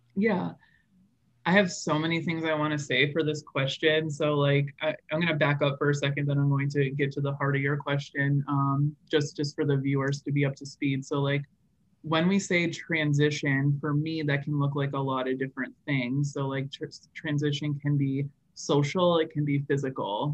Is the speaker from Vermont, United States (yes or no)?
yes; rural Vermont, United States; I actually grew up in rural Vermont.